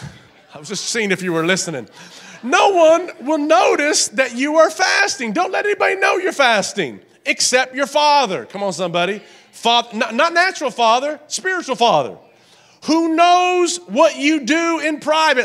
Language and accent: English; the South, United States; I grew up in the South